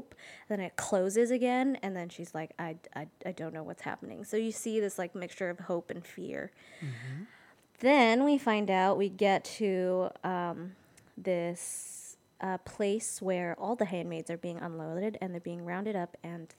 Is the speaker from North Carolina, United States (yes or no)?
no; Los Angeles, California, United States; now in Baltimore, United States; I'm originally from Los Angeles, California. I now live in Baltimore, Maryland